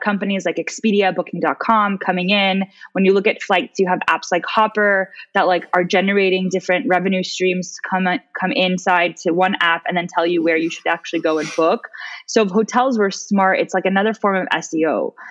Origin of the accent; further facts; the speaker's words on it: United States; moved away as an adult; also born or lived in Switzerland / Dubai; as an American